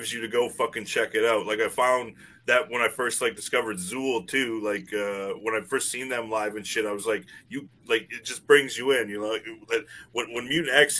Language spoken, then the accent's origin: English; Canada; As a Canadian